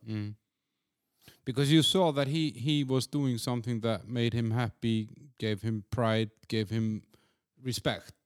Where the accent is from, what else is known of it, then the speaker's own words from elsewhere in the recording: Iceland; I'm, I'm from Iceland